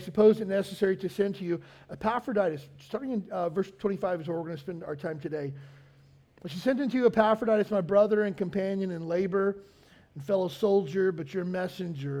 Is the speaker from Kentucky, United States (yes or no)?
yes; Kentucky, United States; moved away as an adult; also born or lived in Pensacola, Florida; now in Hawaii, United States; I grew up in Kentucky in a small town and joined the Navy right out of high school